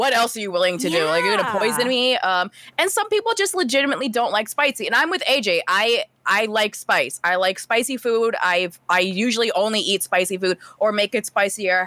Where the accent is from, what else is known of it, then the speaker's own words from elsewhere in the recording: New York, United States; I'm from New York